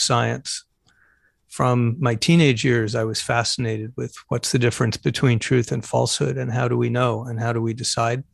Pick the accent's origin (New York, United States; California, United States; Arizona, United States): Arizona, United States; Phoenix; moved away; I'm originally from Phoenix, Arizona